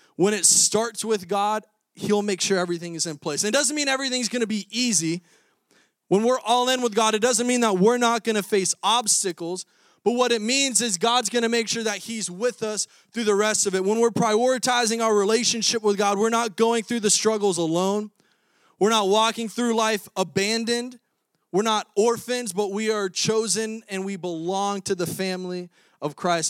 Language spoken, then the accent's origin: English; Florida, United States; moved away as an adult; now in Iowa, United States; I'm a Florida boy, twenty-six years, born and raised in Florida. And now I'm in Iowa in the frozen tundra